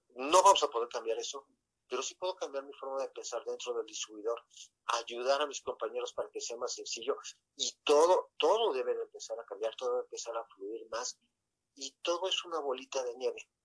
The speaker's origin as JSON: {"language": "Spanish", "country": "Mexico", "tie": "born or raised there", "said": "desde que nosotros nacimos aquí en México"}